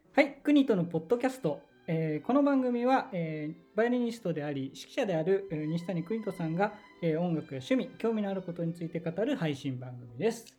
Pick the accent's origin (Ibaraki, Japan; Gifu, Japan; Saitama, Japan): Saitama, Japan; 埼玉生まれ、埼玉育ち。